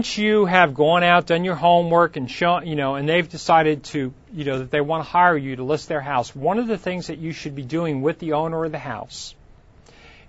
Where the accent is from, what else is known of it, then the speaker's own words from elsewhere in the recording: Long Island, New York, United States; now in California, United States; When I grew up in New York, there was a lake in Long Island called Lake Ronkonkoma.